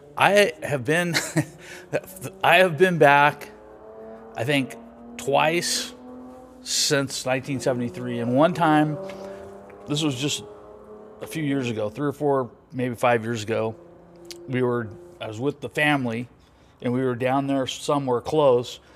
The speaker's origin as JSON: {"language": "English", "town": "Los Angeles", "region": "California", "country": "United States", "tie": "born or raised there", "moved": "as an adult", "said": "I grew up in Venice Beach in the sixties and the seventies."}